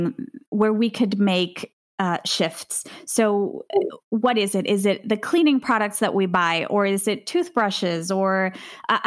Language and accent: English; Venezuela; moved away; I grew up in Venezuela.